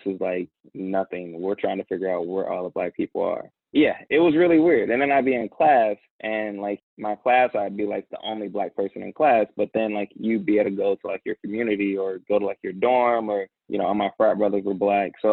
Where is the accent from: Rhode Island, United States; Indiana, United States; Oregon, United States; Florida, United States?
Indiana, United States; Indianapolis; I actually grew up in Indianapolis, Indiana, in the inner city